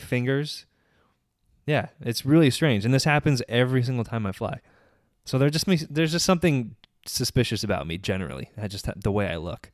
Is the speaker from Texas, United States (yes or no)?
no; Menifee, California, United States; I'm from Menifee